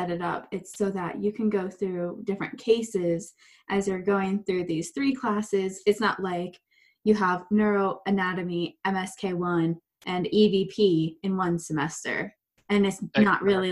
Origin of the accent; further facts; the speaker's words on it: Ohio, United States; I lived right by Cedar Point, you know, that's where I grew up in Ohio